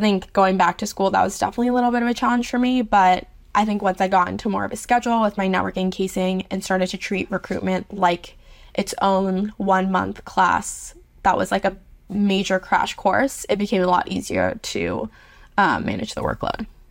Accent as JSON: {"language": "English", "town": "New York City", "region": "New York", "country": "United States", "tie": "born or raised there", "moved": "as an adult", "lives_now": "Charlottesville, United States", "said": "I grew up in New York City"}